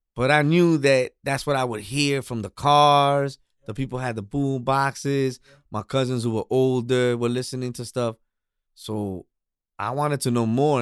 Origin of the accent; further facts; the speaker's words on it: New York City, New York, United States; I was actually born and raised in Queens